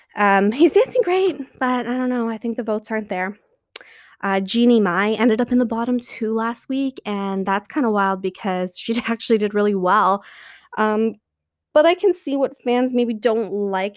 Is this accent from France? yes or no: no; Canada; I'm Canadian